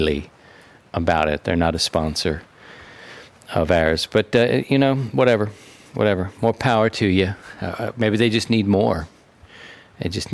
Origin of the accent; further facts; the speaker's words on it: Baltimore, Maryland, United States; also born or lived in Philadelphia; I'm from Baltimore, from a city